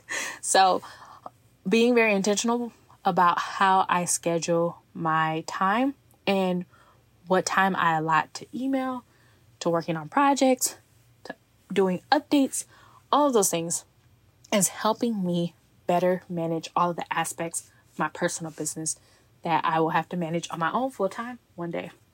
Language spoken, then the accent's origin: English; Texas, United States; moved away as an adult; now in Seattle, United States; my office is actually located in my hometown, so when I'm back to visit family and friends